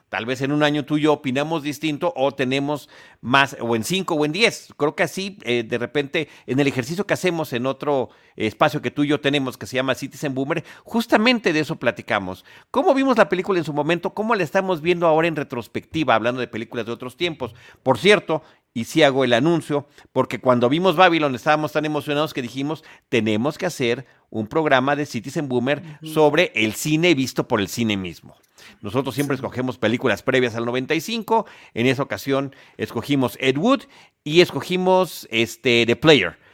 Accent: Mexico; como mexicanos y cinéfilos

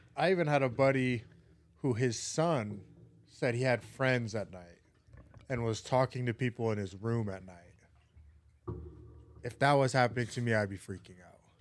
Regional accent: Neola, Utah, United States; where I grew up in Neola, Utah.

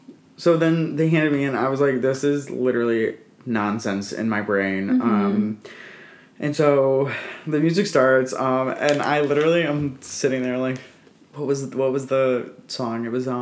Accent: Cleveland, Ohio, United States; I'm from Cleveland.

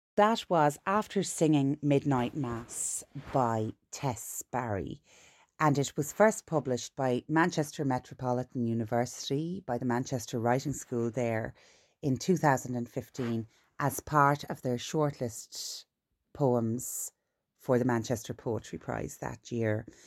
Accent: Ireland; as an Irish person

